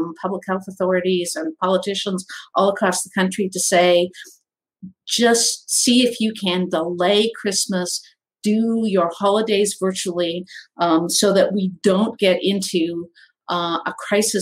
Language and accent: English; Canada; being Canadian